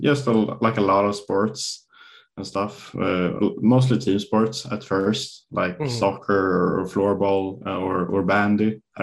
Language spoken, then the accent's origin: English; Stockholm, Stockholm County, Sweden; English is a second language; I grew up in Stockholm, or in a suburb right outside of Stockholm. And yeah, it was just a real nice, normal childhood, I guess.